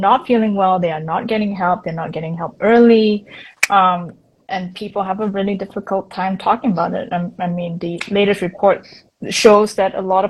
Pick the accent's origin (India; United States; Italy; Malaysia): Malaysia; now in Singapore; I'm not fully Singaporean. I am Malaysian, no hate. I am Singapore PR.